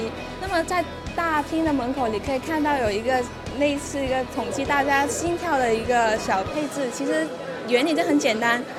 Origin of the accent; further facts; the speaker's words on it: Hong Kong; 我们香港人